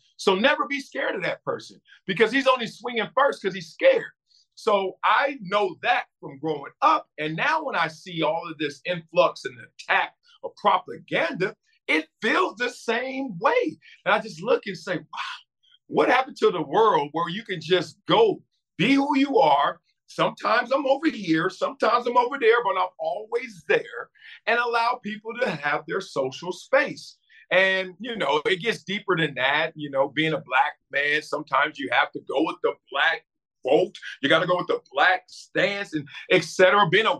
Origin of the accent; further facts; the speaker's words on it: Compton, California, United States; growing up in Compton and South Central.